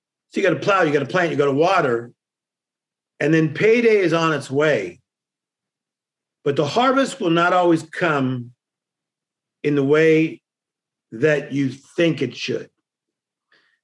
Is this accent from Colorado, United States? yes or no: no; Compton, California, United States; I'm from Compton